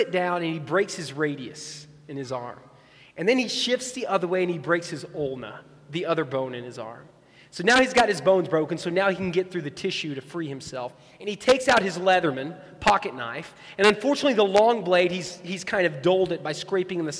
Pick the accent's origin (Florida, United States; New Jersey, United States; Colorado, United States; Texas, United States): Texas, United States; West; I grew up in West Texas